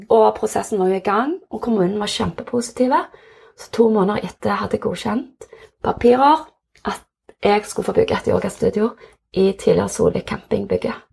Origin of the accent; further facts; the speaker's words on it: Jørpeland, Rogaland, Norway; also born or lived in South Korea / Stavanger; jeg er oppvokst på Jørpeland, adoptert fra Sør-Korea, så jeg var åtte måneder da jeg kom til Norge. Og har vokst opp på Jørpeland